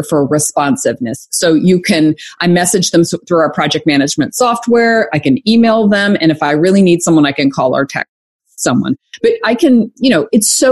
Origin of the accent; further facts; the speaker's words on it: Arkansas, United States; moved away as an adult; also born or lived in Atlanta / Conway, Arkansas; I'm from Arkansas.